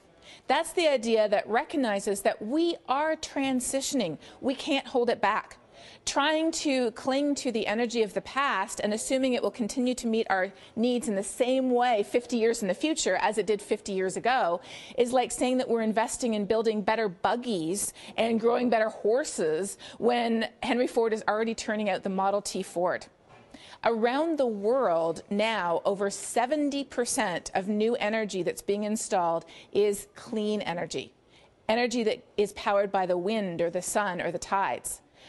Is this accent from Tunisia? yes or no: no; Canada; Well, in the U.S., and sadly increasingly here in our own country as well